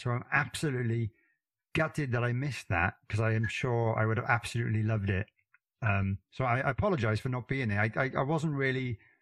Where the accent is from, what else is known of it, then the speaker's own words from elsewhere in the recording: Wales, United Kingdom; I got a fairly strange accent being from Wales